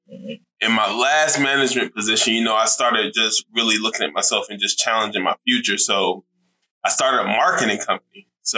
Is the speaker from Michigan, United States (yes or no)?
no; Savannah, Georgia, United States; I'm from Savannah, Georgia. I was born and raised in Savannah.